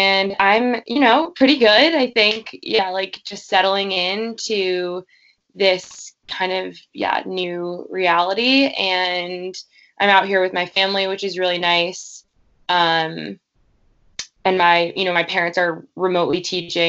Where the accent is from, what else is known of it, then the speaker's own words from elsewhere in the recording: Glen Cove, New York, United States; also born or lived in Montauk, New York; I grew up sort of in Glen Cove, sort of in Montauk.